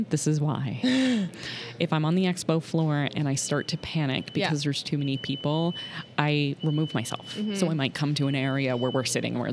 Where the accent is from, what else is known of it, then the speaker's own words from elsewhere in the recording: Boston, Massachusetts, United States; I'm from the Boston area